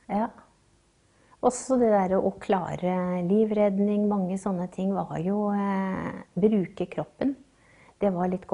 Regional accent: Bardufoss, Troms, Norway; also born or lived in Dal; Nei, vi flytta jo til, eh, til Bardufoss når jeg var rundt seks år. Så det var jo eh, en ny epoke i livet hvor jeg forlot alt det trygge

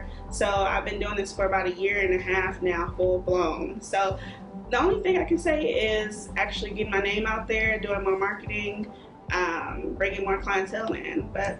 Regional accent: Houston, Texas, United States; from Culture Suites. I'm 33 and I am from Houston, Texas.

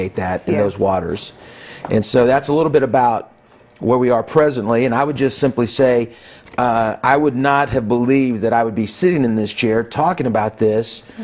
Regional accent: Kansas City, Missouri, United States; moved away as an adult; now in Buffalo, United States; I'm a Kansas City born and raised guy.

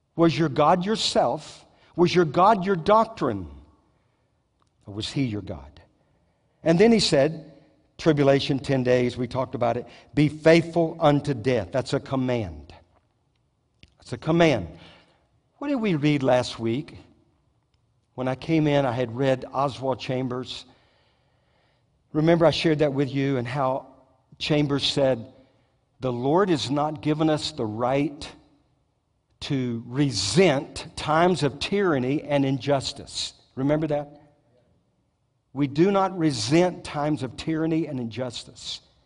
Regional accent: Southeast Louisiana, United States; now in Moravian Falls, United States; I grew up in South Louisiana, Southeast Louisiana

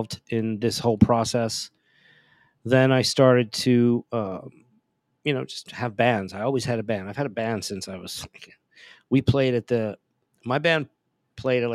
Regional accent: Pennsylvania, United States; also born or lived in Italy; Growing up in Pennsylvania and then back and forth to Italy

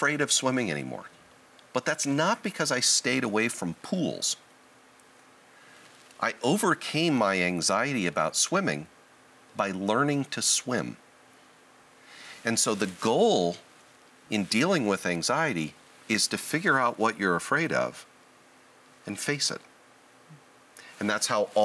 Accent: Southern California, United States; I was born and raised in Southern California

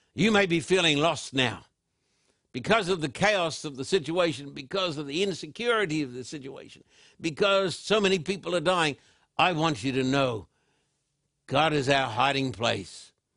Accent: Brisbane, Queensland, Australia; as a little boy growing up in Brisbane, Queensland, Australia

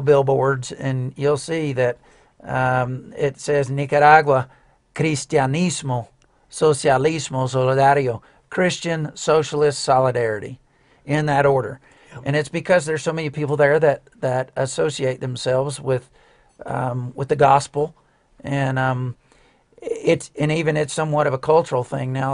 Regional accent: outside of Birmingham, Alabama, United States; I grew up outside of Birmingham Alabama

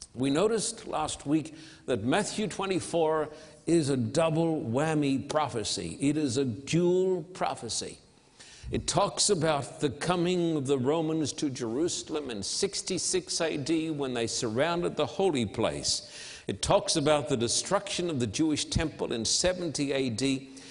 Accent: Australia; now in United States; I'm an Australian living in this land, isolated, full of fear.

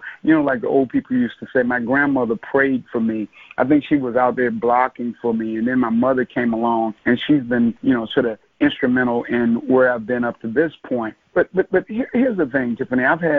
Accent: Norfolk, Virginia, United States; And so I'm originally from Norfolk, Virginia, by way of a number of other sort of cities. My parents were military.

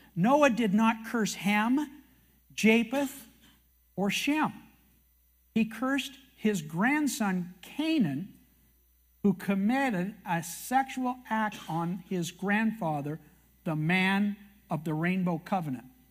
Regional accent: Canada; I'm a Canadian

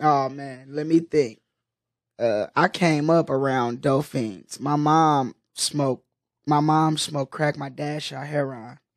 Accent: Oakland, California, United States; I'm from West Oakland, so like I really come from the mecca of of that dope game

